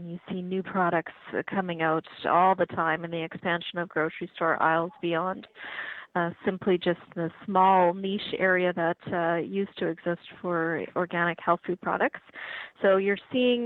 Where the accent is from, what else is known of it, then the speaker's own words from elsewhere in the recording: Regina, Saskatchewan, Canada; moved away; I'm from Regina